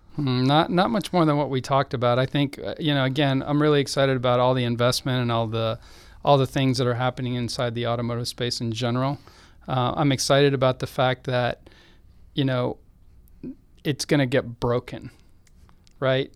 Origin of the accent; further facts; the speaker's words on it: Austin, Texas, United States; I grew up in Austin